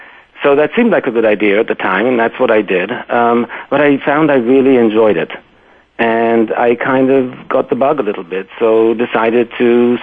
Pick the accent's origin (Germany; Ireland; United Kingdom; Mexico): United Kingdom; London; born there; accent: British; I was born in London, actually, and raised all over the place. But yeah, so this is the remnants of the accent.